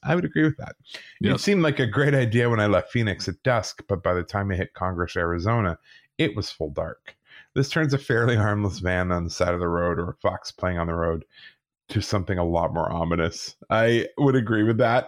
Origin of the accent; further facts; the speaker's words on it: England, United Kingdom; I was born in England.